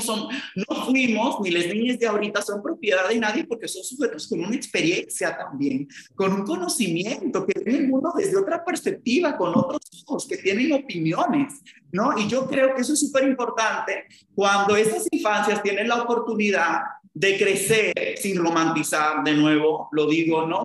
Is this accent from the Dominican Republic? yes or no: yes; Samaná, Dominican Republic; yo soy de Samaná, en República Dominicana, de donde es mi papá